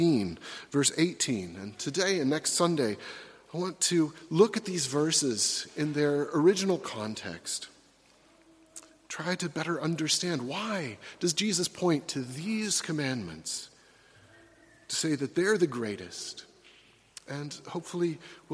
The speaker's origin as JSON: {"language": "English", "country": "United States", "said": "Americans like me"}